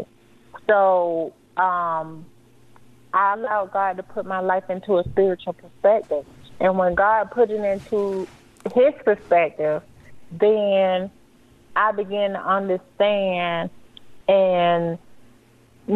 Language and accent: English; Florida, United States; moved away as an adult; now in Colorado, United States; we're from Florida